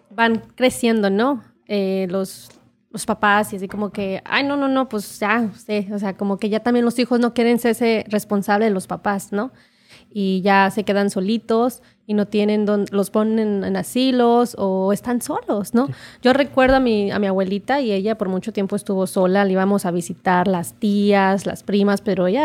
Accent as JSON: {"language": "Spanish", "town": "Calvillo", "region": "Aguascalientes", "country": "Mexico", "moved": "yes", "lives_now": "United States", "said": "mi pueblo ya de Santadio, Calvillo, Aguascalientes"}